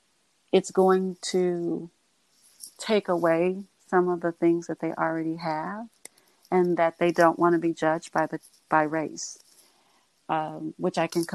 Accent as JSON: {"language": "English", "country": "United States", "tie": "born or raised there", "said": "I'm an American. I was born and raised in the United States of America."}